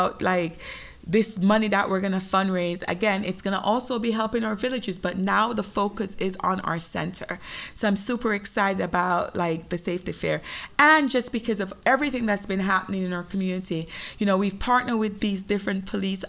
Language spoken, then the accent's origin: English; Jamaica; moved away; I am Jamaican